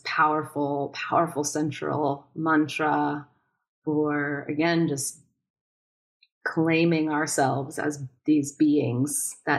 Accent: New York, United States; also born or lived in Boston; Again, I'm from New York and Boston and, you know, more liberally minded.

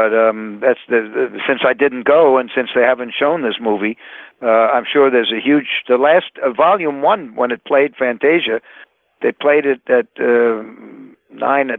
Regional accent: United States

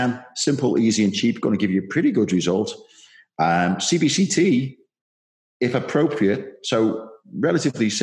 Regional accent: Liverpool, North West England, United Kingdom; I'm a Scouser

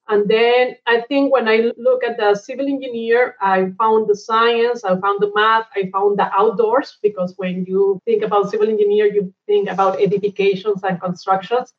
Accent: Cali, Valle del Cauca, Colombia; moved away as an adult; also born or lived in Bogota / Angola / Abu Dhabi; we were growing up in Cali. That is kind of a medium sized city in Colombia.

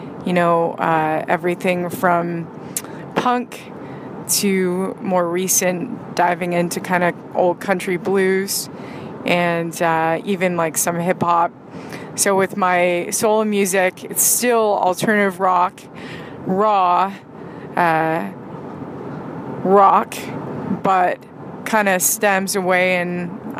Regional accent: San Francisco Bay Area, California, United States; also born or lived in Hawaii; now in Los Angeles, United States; I grew up in the Bay Area, in the San Francisco Bay Area, and in Hawaii. Kind of lived between those places growing up

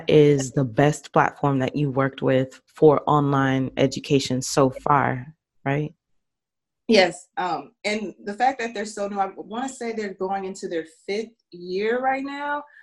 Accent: Minnesota, United States; also born or lived in Leavenworth, Kansas; I am from Minnesota by way of several other places. I was born in Leavenworth, Kansas, I'm currently in Minnesota

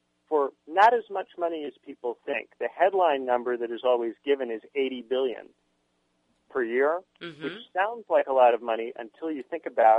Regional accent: Indiana, United States; moved away; my home state of Indiana.

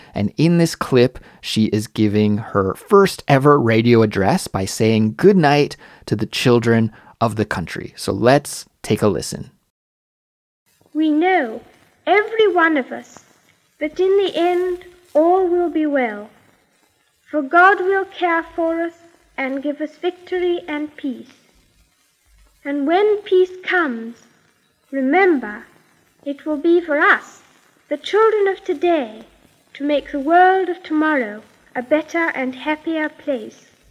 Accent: Canada; In my home country of Canada

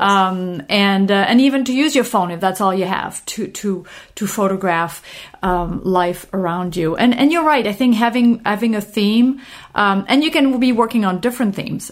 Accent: Normandy, France; I'm from Normandy in France

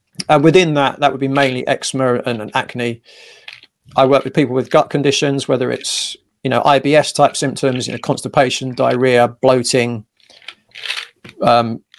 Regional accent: England, United Kingdom; as most English lads are

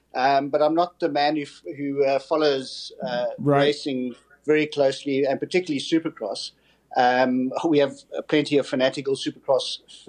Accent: South Africa; born and bred a South African, actually currently in the United Kingdom.

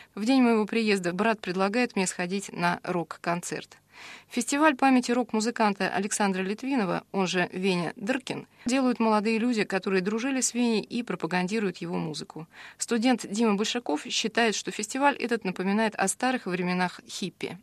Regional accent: Voronezh, Voronezh Oblast, Russia; moved away as an adult; now in Moscow, Russia; Воронеж – мой родной город, из которого я уехала в Москву в 99-м

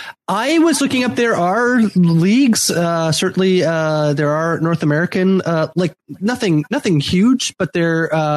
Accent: Limerick, Munster, Ireland; I grew up in Limerick. I always have to play for Limerick, or if I move to Wicklow, I can now play for Wicklow.

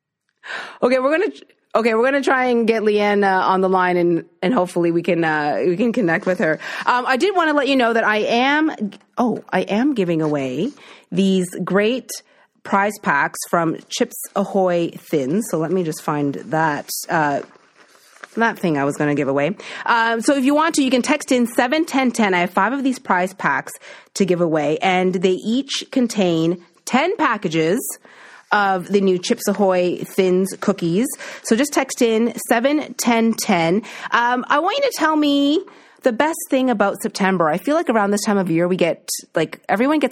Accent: East Coast, Atlantic Canada, Canada; now in Toronto, Canada; I'm from the East Coast

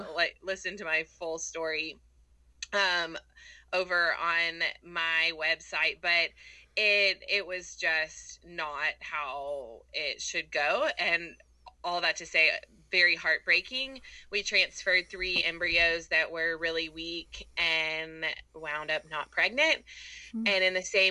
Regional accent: Houston, Texas, United States; moved away as an adult; now in Auburn, United States; I'm not from here originally. I'm from Houston, Texas

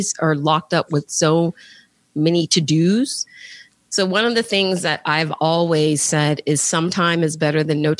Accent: Alexandria, Virginia, United States; went back to work in my hometown of Alexandria, Virginia

